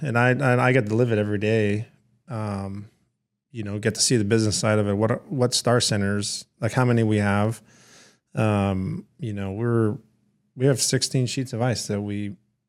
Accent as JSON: {"language": "English", "country": "Canada", "tie": "born or raised there", "also_born_or_lived": "Michigan", "said": "especially when I coming from Michigan and growing up in Canada, hockey centric places."}